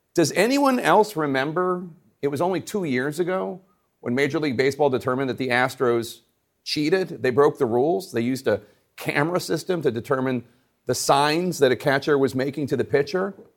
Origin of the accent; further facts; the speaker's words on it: Philadelphia, Pennsylvania, United States; my hometown, Philly